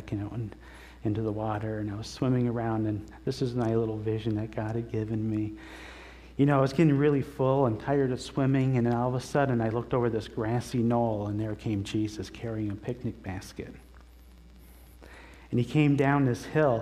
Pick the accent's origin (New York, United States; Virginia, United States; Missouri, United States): New York, United States; the Adirondacks; I grew up in the Adirondacks, and there was a lake by our house